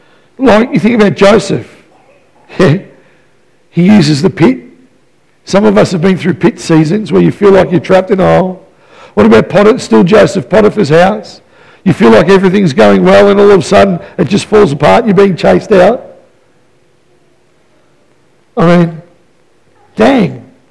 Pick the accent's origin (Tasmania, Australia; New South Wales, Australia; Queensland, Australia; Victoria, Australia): Victoria, Australia; Melbourne; You know, I came from Melbourne. I was my mama's boy.